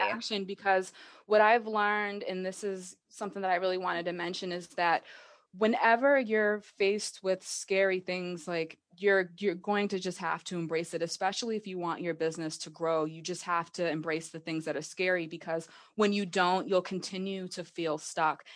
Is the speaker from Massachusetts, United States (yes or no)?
yes; Massachusetts, United States; I am from Massachusetts. I've lived here my entire life